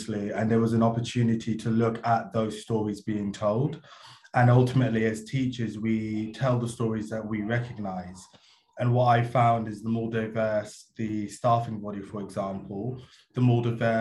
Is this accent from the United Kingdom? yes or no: yes; London, United Kingdom; currently also London raised and in a school in London at the moment